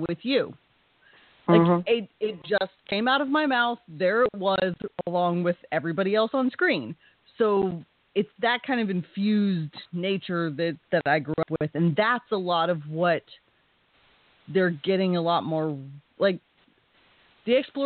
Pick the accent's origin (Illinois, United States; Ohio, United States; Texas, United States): Texas, United States; I grew up in Texas in various small towns